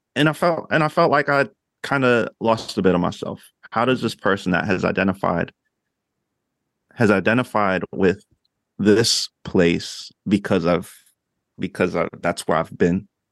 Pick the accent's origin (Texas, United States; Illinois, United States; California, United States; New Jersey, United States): New Jersey, United States; moved away as an adult; also born or lived in Oklahoma; I grew up in Jersey